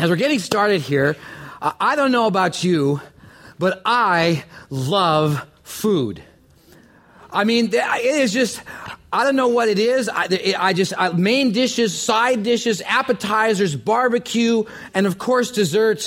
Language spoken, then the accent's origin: English; Canada; I'm from Canada